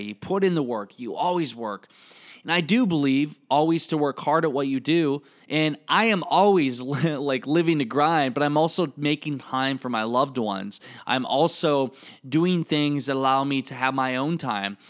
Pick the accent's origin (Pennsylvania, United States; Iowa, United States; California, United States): Iowa, United States; accent: Iowa; I still have my Iowa accent or how I talk